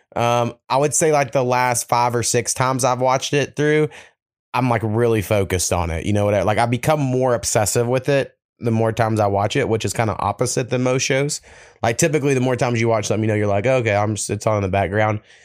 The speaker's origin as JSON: {"language": "English", "region": "Oklahoma", "country": "United States", "said": "Oklahoma, we got some shit, but we're like the last state, you know, that was settled in the mainland"}